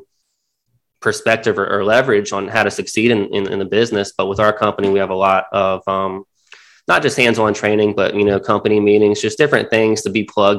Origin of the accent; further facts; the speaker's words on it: Myrtle Beach, South Carolina, United States; also born or lived in Charleston; I'm from Myrtle Beach. Not very many people can say they're born and raised here. I've been here since I was 4 years old, but went to high school here